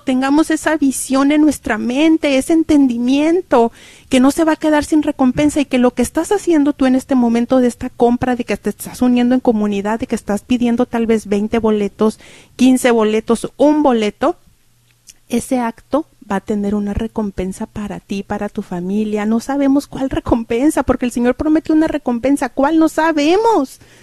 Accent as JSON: {"language": "Spanish", "town": "Cuauhtémoc", "region": "Durango", "country": "Mexico", "tie": "born or raised there", "said": "mi pueblo, que yo soy de Durango, de Cuauhtémoc"}